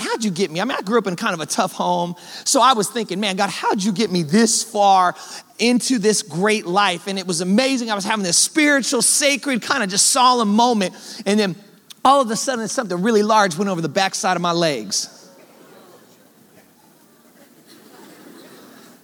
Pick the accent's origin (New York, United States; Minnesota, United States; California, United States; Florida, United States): California, United States; Oakland; I was born and raised in Oakland, California. I grew up in the Bay Area of San Francisco